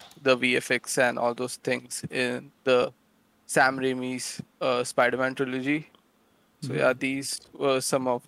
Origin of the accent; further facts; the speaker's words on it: Delhi, India; I'm from Delhi in India